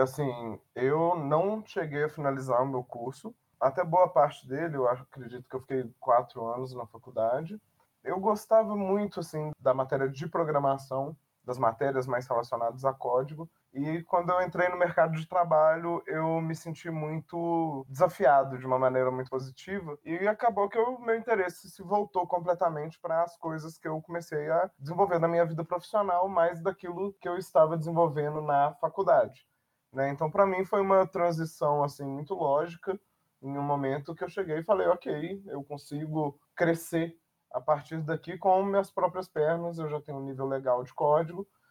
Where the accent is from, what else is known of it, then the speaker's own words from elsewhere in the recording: Belo Horizonte, Minas Gerais, Brazil; eu sou aqui de Belo Horizonte, então eu percebo muito o mercado daqui